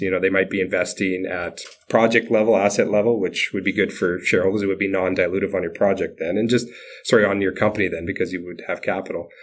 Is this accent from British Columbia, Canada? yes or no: no; Saskatchewan, Canada; I was born and raised in Saskatchewan